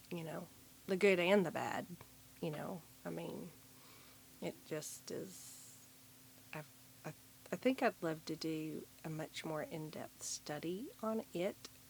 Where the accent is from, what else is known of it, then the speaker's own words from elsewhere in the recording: the Bible Belt, United States; growing up in the Bible Belt